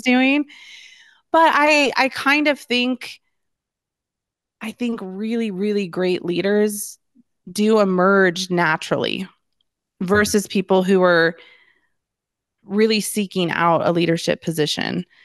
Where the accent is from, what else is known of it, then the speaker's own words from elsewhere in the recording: Littleton, Colorado, United States; I was born and raised in Littleton, uh, and still live in Littleton, which is a suburb of Denver